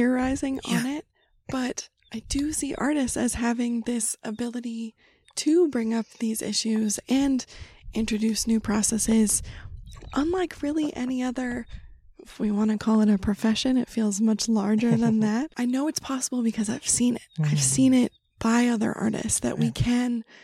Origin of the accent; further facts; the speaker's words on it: California, United States; moved away; also born or lived in Wyoming / Brooklyn; I grew up in California, but we would spend our summers in Wyoming